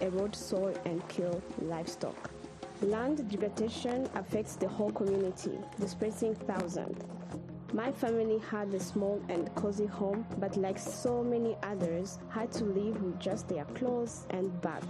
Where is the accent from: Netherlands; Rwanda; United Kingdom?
Rwanda; I was born and raised in Rwanda